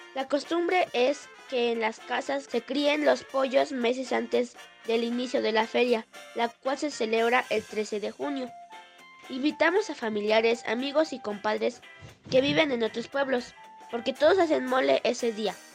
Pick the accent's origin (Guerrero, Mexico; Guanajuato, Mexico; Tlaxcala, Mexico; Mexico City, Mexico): Tlaxcala, Mexico; Acuamanala; La feria de mi pueblo